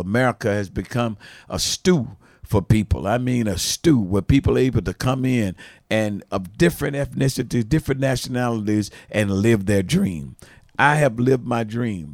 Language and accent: English; United States; I was from the States in the eighties, in the nineties